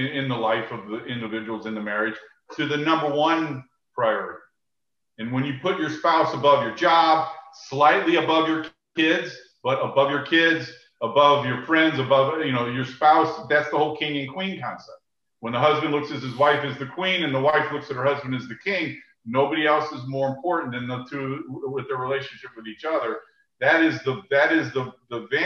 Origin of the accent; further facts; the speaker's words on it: St. Louis, Missouri, United States; I grew up in St. Louis